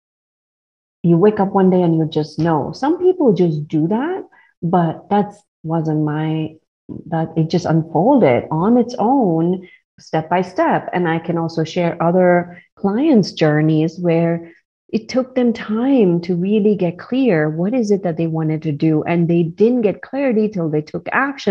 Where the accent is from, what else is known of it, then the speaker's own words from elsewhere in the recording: India; I grew up in India